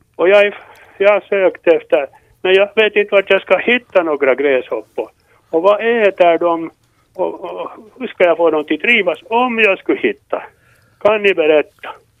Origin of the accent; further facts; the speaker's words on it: Tolkis, Uusimaa, Finland; moved away as an adult; jag är från Tolkis egentligen, och jag bo- bodde ända tills jag var- vänta nu, tjugofyra år.